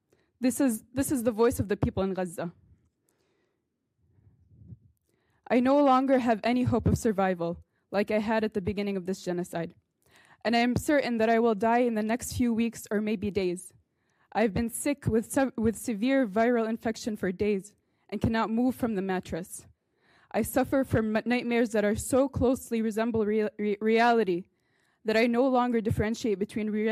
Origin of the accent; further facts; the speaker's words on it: Minnesota, United States; I was born and raised in Minnesota. I graduated from Blaine High School in 2016